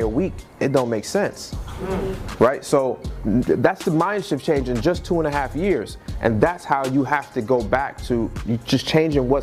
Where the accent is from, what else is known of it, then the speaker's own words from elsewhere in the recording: the South, United States; now in Boston, United States; I'm from the South